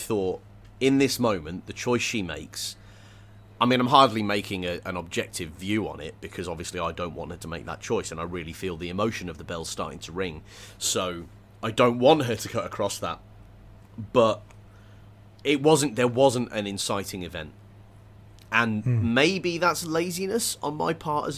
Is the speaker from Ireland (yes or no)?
no; England, United Kingdom; I grew up in England